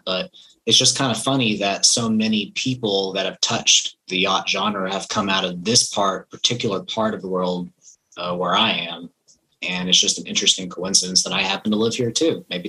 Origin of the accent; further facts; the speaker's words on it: Garland, Texas, United States; also born or lived in Dallas area, Texas; I am from North Texas. I was born in Garland, Texas, but I've lived in the Dallas area most of my life. And, you know, I've traveled around a little bit since then. And soon I'll be a Tennessee dweller.